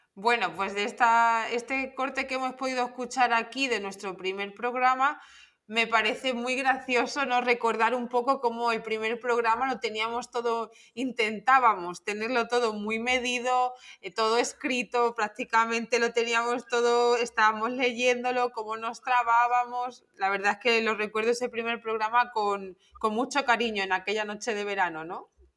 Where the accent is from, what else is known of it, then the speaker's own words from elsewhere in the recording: Torremayor, Extremadura, Spain; accent: Extremaduran; nuestras hablas extremeñas, que no hablamos mal, que siempre es lo que nos han intentado o lo que nos han dicho, que hablamos mal, no hablamos mal, es que es nuestra forma de hablar